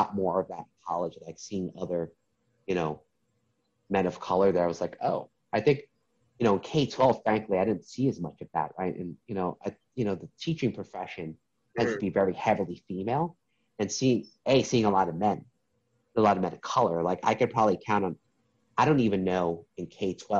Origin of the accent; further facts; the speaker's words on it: New York City, New York, United States; I was in the process of applying for a magnet middle school in New York City